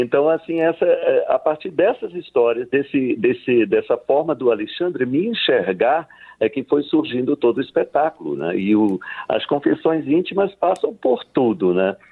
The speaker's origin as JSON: {"language": "Portuguese", "town": "Leticia", "region": "Amazonas", "country": "Colombia", "tie": "born or raised there", "also_born_or_lived": "São Luís, Brazil", "moved": "yes", "said": "reza a lenda que eu nasci em Letícia, mas fui registrado no Brasil, né, em São Luís"}